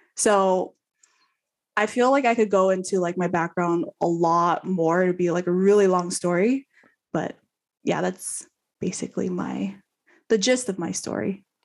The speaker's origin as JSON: {"language": "English", "region": "California", "country": "United States", "also_born_or_lived": "Houston", "moved": "as an adult", "said": "I'm from California"}